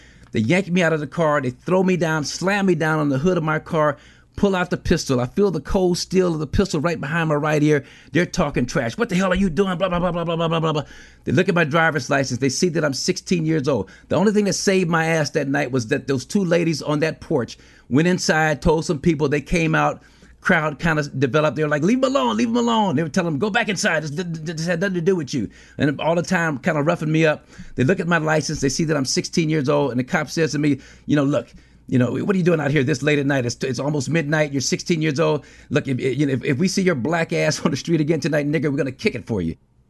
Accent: Los Angeles, California, United States; And so that was the atmosphere of black youth growing up in Los Angeles.

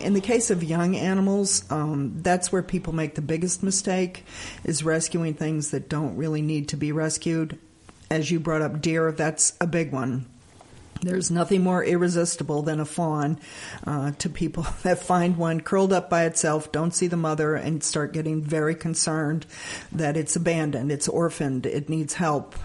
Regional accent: Alabama, United States; now in Bern, United States; I actually grew up in Alabama.

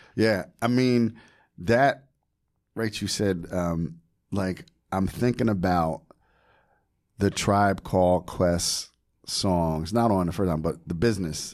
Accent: New Jersey, United States; growing up in Jersey, forty, forty miles from New York City

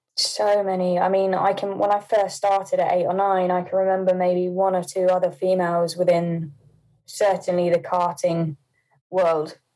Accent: Poole, South West England, United Kingdom; also born or lived in Hampshire; I was born in Poole

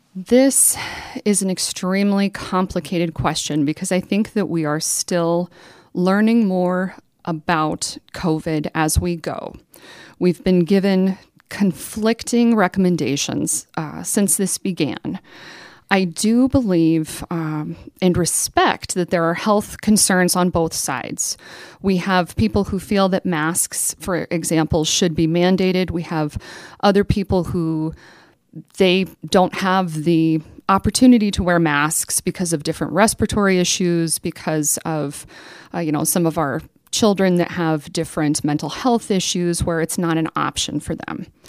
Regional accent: Rapid City, South Dakota, United States; I was born and raised in District thirty-five, attended Rapid Valley Elementary School

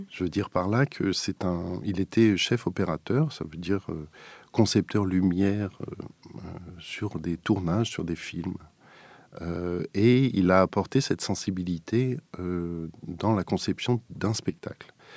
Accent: Strasbourg, Grand Est, France; j'étais natif de Strasbourg

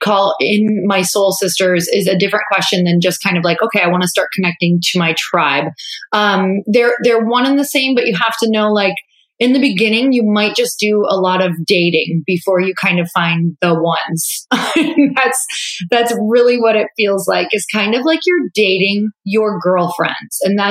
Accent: Midwest, United States; now in California, United States; I'm 31 years old. Like, I'm from the Midwest. It's moving from the Midwest to California is like moving to another country, because they truly speak a different language than I was.

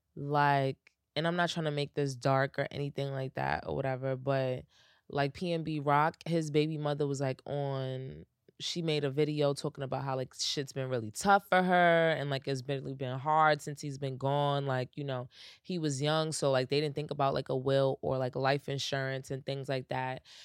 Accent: United States; I'm American

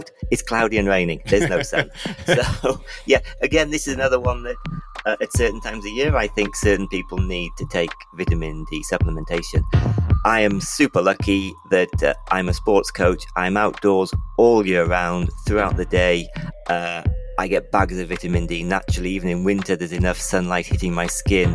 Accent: Libya; moved away; I grew up in Libya

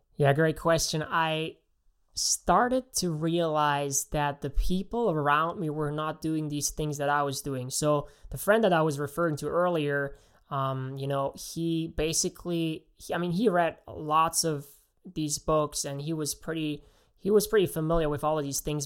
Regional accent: Germany; moved away; I actually am from Germany, so I grew up in Germany, uh, went to school there

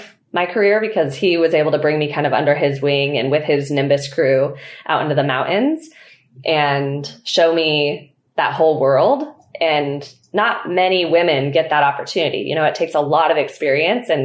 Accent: Truckee, California, United States; also born or lived in Mammoth Lakes, California; So I grew up in Truckee, California, and I was born and raised there

